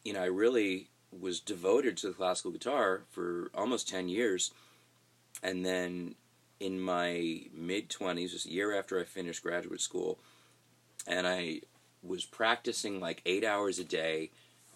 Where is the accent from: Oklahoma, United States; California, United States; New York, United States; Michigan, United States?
New York, United States; Long Island; moved away as an adult; now in Nashville, United States; I came from Long Island